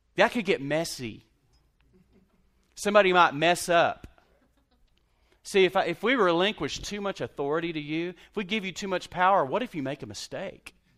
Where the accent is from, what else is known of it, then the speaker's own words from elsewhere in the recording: Lubbock, Texas, United States; now in Abilene, United States; I grew up in Lubbock, Texas